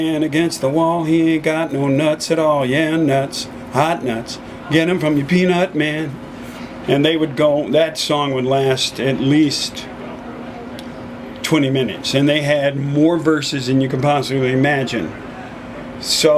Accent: Texas, United States; I grew up in Texas

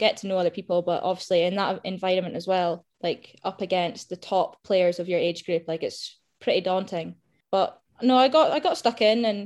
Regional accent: Aberdeen, Scotland, United Kingdom; Aberdeen, born and bred, not been anywhere else

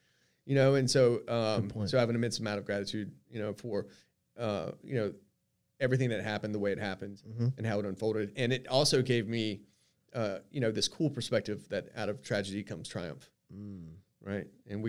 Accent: Myrtle Beach, South Carolina, United States; And so soon after that, I moved back to my hometown of Myrtle Beach.

